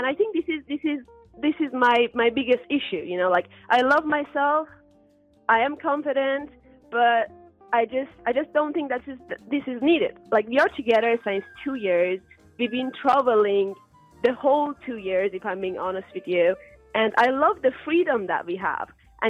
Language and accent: English; Germany; For example, I'm from Germany, he's from United Kingdom